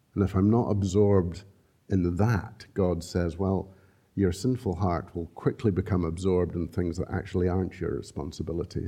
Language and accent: English; Scotland, United Kingdom; We're so Scottish